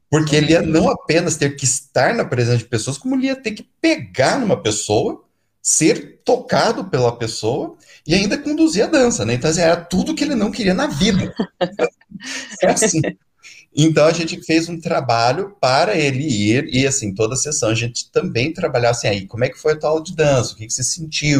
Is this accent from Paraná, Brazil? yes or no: yes; Curitiba, Paraná, Brazil; que nem a gente diz aqui em Curitiba